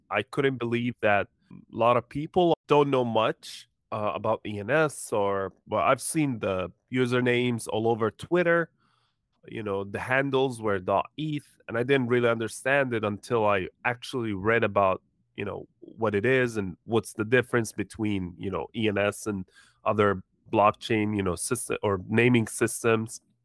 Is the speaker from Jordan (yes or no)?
yes; Jordan; now in United States; I was born in Jordan, but, uh, moved to the U S, uh, uh, long time ago